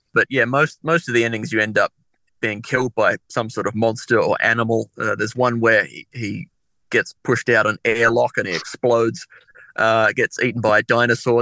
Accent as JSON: {"language": "English", "town": "Adelaide", "region": "South Australia", "country": "Australia", "tie": "born or raised there", "said": "I was born in Adelaide in 1987"}